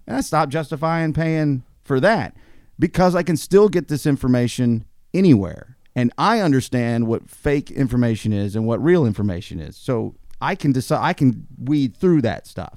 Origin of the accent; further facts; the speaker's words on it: United States; as an American